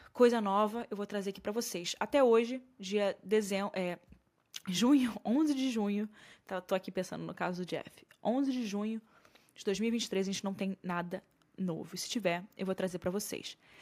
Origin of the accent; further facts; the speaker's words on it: Rio de Janeiro, Brazil; Eu sou do Rio